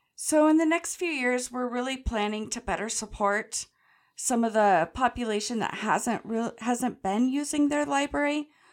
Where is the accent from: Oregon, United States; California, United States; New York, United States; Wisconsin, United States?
Oregon, United States; Grants Pass; This Grants Pass branch, I've grown up in the area